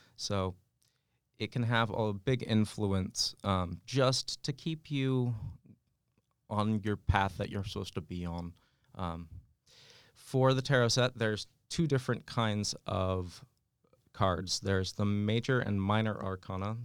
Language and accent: English; West Coast, United States; moved away; I grew up out in the West Coast